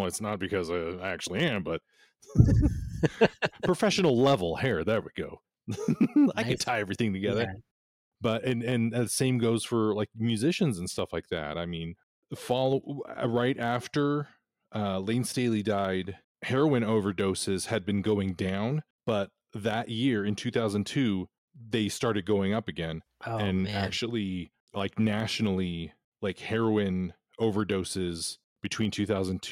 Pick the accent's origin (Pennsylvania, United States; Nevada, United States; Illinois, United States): Nevada, United States; born or raised there; also born or lived in Bay Area, California